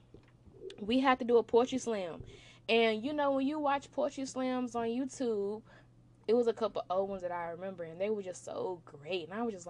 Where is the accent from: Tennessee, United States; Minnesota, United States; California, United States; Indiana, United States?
Tennessee, United States; Memphis; moved away; I'm from Memphis, Tennessee